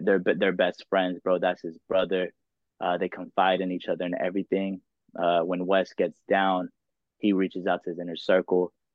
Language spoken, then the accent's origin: English; Dallas, Texas, United States; I grew up in Dallas